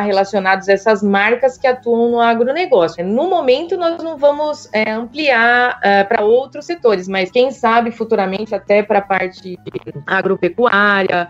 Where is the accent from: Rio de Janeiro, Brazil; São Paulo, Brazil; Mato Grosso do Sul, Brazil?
São Paulo, Brazil; moved away as an adult; now in Piracicaba, Brazil; E eu nasci em São Paulo